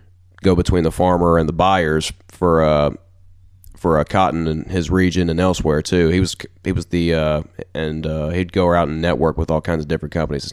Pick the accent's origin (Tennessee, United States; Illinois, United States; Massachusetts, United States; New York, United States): Tennessee, United States; Brownsville; Where I was growing up in Brownsville was a bunch of farmer kids, and I was one of them too. And because I grew up, you know, raising cows and stuff like that, and was cows and horses and dogs and stuff like that.